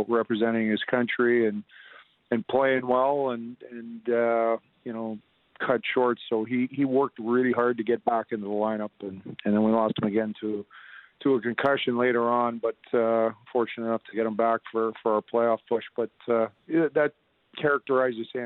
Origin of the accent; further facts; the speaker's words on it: Lethbridge, Alberta, Canada; moved away; I'm originally from Lethbridge, so being a Southern Albertan